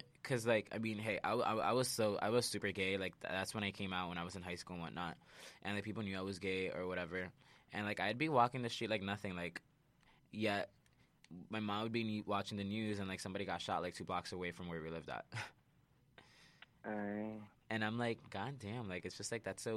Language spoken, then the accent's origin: English; New York City, New York, United States; where I grew up at, not that it's, like, ghetto because I'm from Sunset Park, Brooklyn